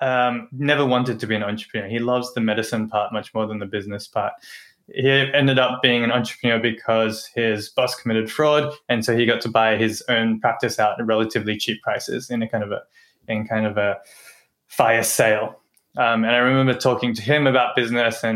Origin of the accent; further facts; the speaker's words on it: Australia; moved away as an adult; Growing up in Australia